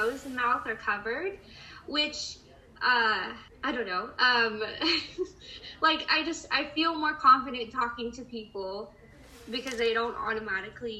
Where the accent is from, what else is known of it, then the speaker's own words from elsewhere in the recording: San Diego, California, United States; I'm from San Diego County, so like I'm a San Diego local